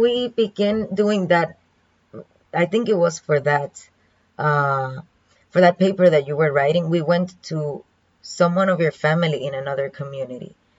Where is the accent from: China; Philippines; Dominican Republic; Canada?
Dominican Republic; first language Spanish; English is a second language; moved away as an adult; now in Kaohsiung, Taiwan